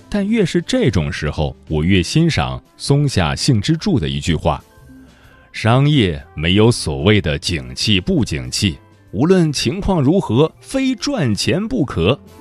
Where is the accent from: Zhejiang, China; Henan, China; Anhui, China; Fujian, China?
Fujian, China; 我是福建人